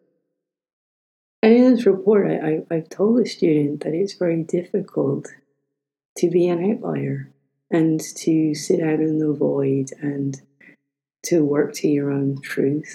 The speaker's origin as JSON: {"language": "English", "country": "Ireland", "said": "We're both Irish"}